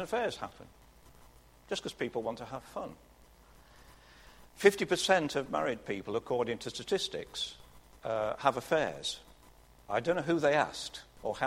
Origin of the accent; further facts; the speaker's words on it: Burton upon Trent, West Midlands, United Kingdom; When I was growing up in the Midlands town of Burton-on-Trent